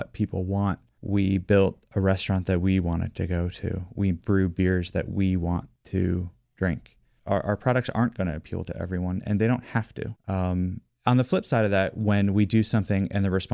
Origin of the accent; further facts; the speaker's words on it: Washington, District of Columbia, United States; also born or lived in McLean, Virginia; I have been in love with my hometown forever. And one of the reasons why I love Washington, D.C. so much